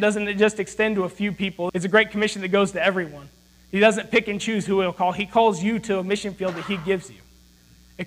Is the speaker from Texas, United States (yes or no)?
no; Greenville, South Carolina, United States; I'm from Greenville, South Carolina. There in Greenville, I'm a pastor's son